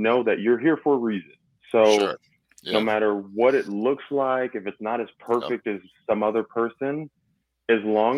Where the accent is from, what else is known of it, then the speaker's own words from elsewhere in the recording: California, United States; moved away as an adult; I'm from California